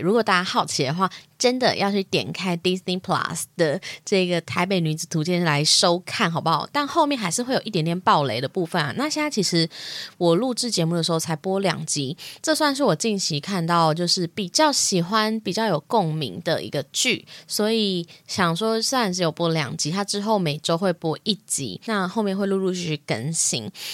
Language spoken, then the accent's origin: Chinese; Hsinchu, Taiwan; moved away as an adult; now in Taipei, Taiwan; 我其实是新竹人， 从小是在新竹长大嘛。 那后来我有到， 呃， 我有念大学。 那大学其实我经历过转学考，我本来是在新竹念大学的